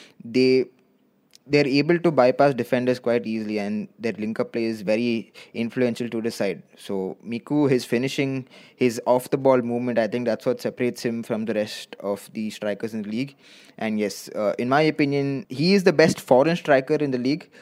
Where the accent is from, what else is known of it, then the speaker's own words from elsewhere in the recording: Chennai, Tamil Nadu, India; I'm from Chennai